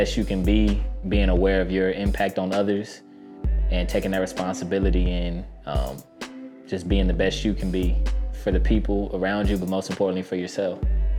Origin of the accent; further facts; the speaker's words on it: Houston, Texas, United States; also born or lived in El Paso, United States / Charlottesville, United States; I was born in El Paso, Texas. I'm from Houston, Texas. I'll represent pretty hard, and I would say the way I grew up, traveling back and forth between Houston, Texas, and Charlottesville, Virginia.